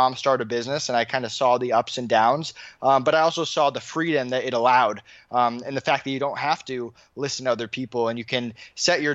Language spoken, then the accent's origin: English; Longmeadow, Massachusetts, United States; now in Orlando, United States; I grew up in Longmeadow, Massachusetts, which is Western Massachusetts.